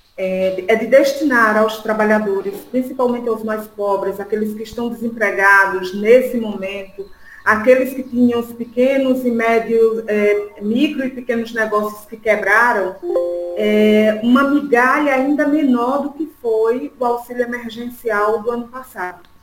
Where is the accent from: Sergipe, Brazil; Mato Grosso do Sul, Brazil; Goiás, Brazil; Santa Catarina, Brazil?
Sergipe, Brazil; accent: nordestina; also born or lived in Sertão de Pernambuco; now in São Paulo, Brazil; sou nordestina, todo mundo já pode conhecer pelo sotaque. Nasci no sertão de Pernambuco, me criei em Sergipe e agora estou aqui morando em São Paulo